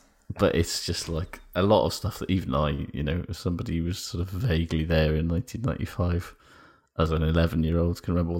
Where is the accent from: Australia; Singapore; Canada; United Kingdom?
United Kingdom; Is about the Boys to Men effect, which is something that as a British person I was not really aware of at all